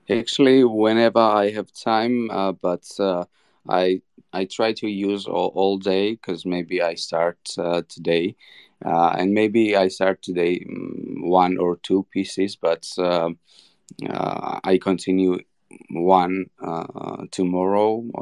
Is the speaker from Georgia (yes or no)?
yes; Georgia; English is a second language; I'm 29 years old. I'm from Georgia.